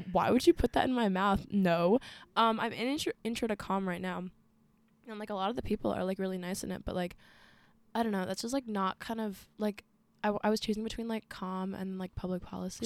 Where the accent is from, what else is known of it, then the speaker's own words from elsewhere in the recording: Arlington, Virginia, United States; I'm from Arlington, Virginia. two two two oh two